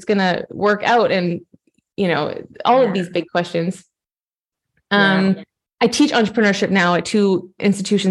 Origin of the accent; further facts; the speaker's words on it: Canada; moved away as an adult; now in Europe; I'm Canadian. I'm a pianist, a classical pianist, and I moved over to Europe 10 years ago this summer.